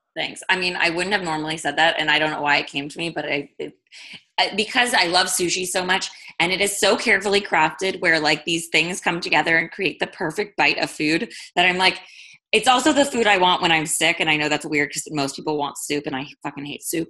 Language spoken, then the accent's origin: English; East Coast, United States; now in West Coast, United States; I'm from the East Coast but live on the West Coast.